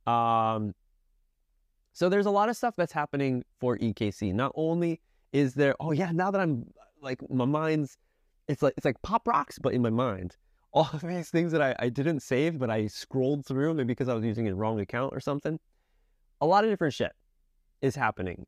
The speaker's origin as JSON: {"language": "English", "region": "Connecticut", "country": "United States", "said": "I'm from Connecticut, so tri-state area"}